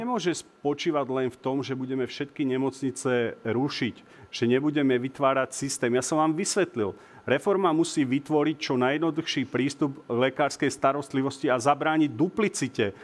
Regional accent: Revúca, Banská Bystrica Region, Slovakia; moji rodáci z Revúcej

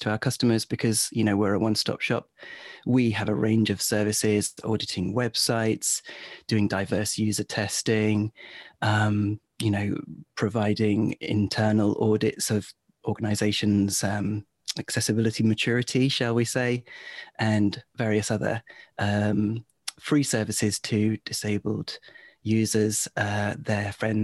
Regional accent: England, United Kingdom; also born or lived in Warwick; I'm English

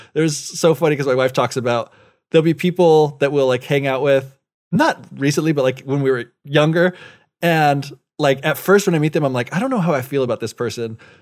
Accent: United States; moved away; as an American

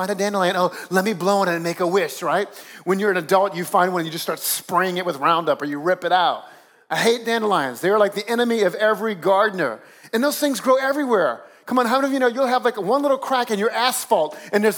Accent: South Louisiana, United States; moved away as an adult; now in Northeast, United States; I grew up down south in South Louisiana where you don't have to do much to make the grass grow

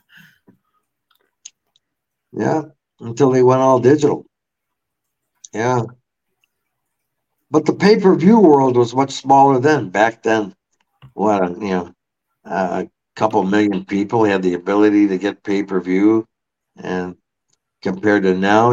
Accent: Williamsville, New York, United States; I grew up in Williamsville

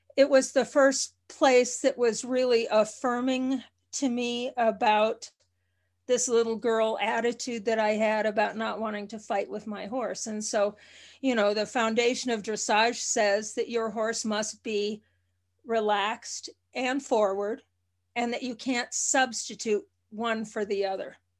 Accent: Minnesota, United States; moved away; I was born about five miles from Canada, uh, and, and, uh, initially lived in Minnesota on a farm

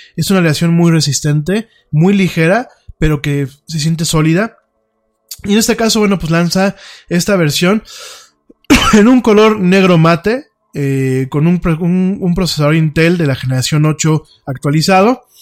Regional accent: Mexico

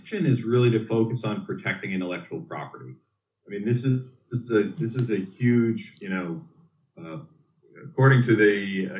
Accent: Dutchess County, New York, United States; I grew up in the New York area, Dutchess County

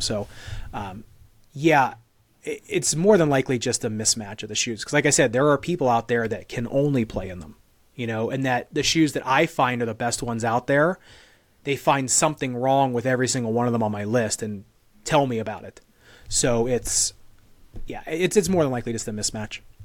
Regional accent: United States; I'm an American dude

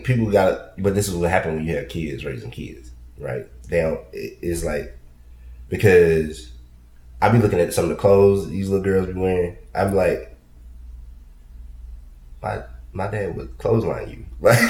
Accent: Columbus, Georgia, United States; moved away; also born or lived in Atlanta; I'm from South Georgia. I'm from Columbus.

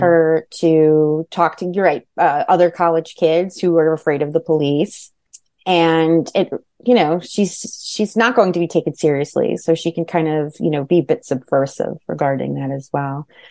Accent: Manalapan, New Jersey, United States; also born or lived in Hudson County, New Jersey / Bergen County, New Jersey; I grew up in Jersey. I grew up in Monmouth County.

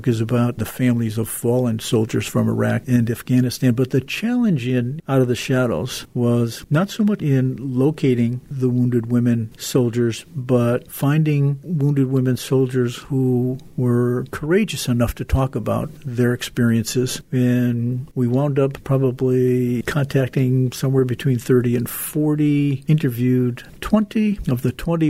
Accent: Waterbury, Connecticut, United States; my growing up in Waterbury, son of an Italian immigrant

